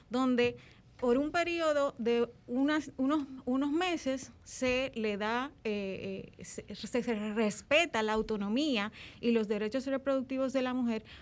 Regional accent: Dominican Republic; mire, yo soy dominicano.

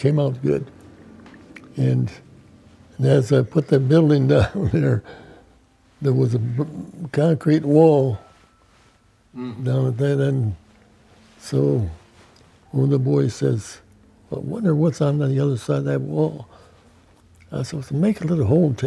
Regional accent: New York, United States; I was from New York

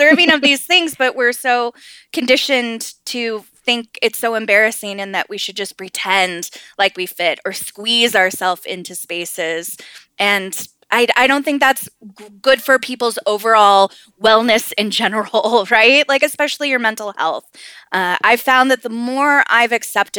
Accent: Southern California, United States; And I grew up in Southern California

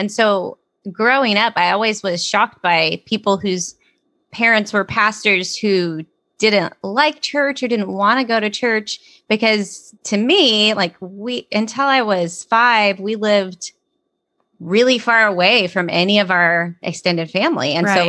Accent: North Dakota, United States; born there; I was born in North Dakota.

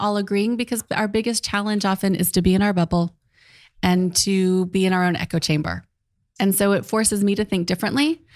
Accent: United States; I'm the American.

